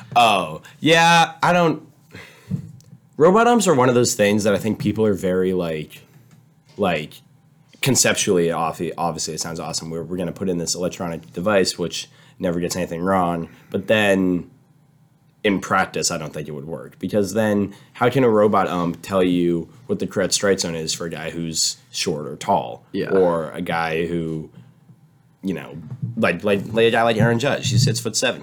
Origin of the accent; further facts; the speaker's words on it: San Diego, California, United States; moved away; I'm from San Diego